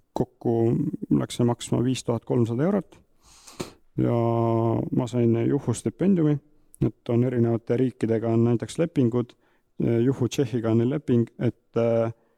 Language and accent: Estonian; Tihemetsa, Pärnu County, Estonia; pärit Tihemetsast, terve elu Tihemetsas elanud Saarde vallas